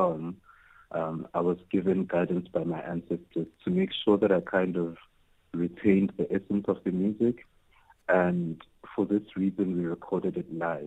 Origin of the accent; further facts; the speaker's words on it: South Africa; I'm a South African queer man